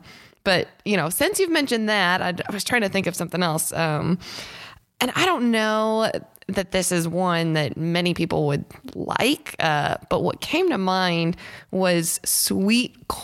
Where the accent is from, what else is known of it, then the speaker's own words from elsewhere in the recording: Midwest, United States; growing up in the Midwest